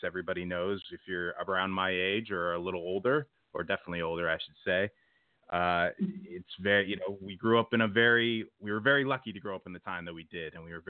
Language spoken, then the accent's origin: English; Belmont, California, United States; now in Los Angeles, United States; I grew up in Belmont, California, for all you local people listening out there. So I live now in Los Angeles, but my heart's always in the Bay Area.